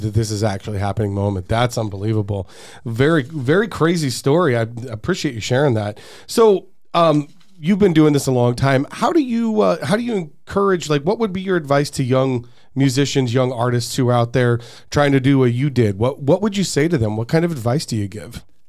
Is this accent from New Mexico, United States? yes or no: no; Peoria, Arizona, United States; also born or lived in Glendale, Arizona; I've lived in Glendale or Peoria my entire life